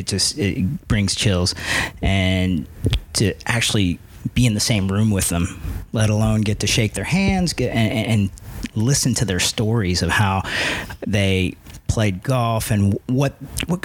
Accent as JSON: {"language": "English", "region": "Ohio", "country": "United States", "tie": "born or raised there", "also_born_or_lived": "Cincinnati", "moved": "as an adult", "lives_now": "Hawaii, United States", "said": "I grew up in Ohio, and that's where I turned pro"}